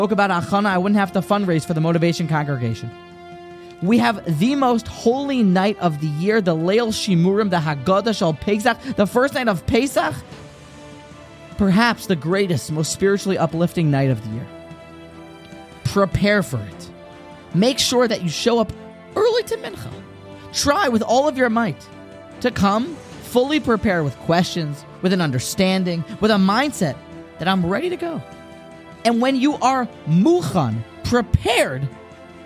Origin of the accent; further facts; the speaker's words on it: Virginia, United States; moved away; also born or lived in Lakewood, New Jersey; my hometown back in Virginia